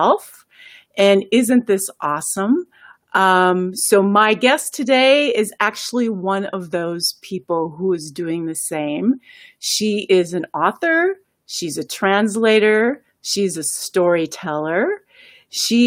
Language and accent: English; United States; the United States, where I'm from